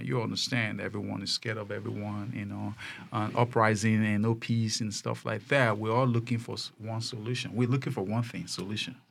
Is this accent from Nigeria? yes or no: yes; Nigeria; moved away; I came from Nigeria